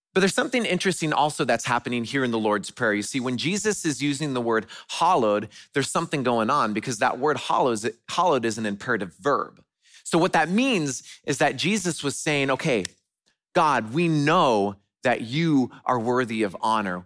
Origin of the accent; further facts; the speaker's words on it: West Coast, United States; moved away; I grew up on the West Coast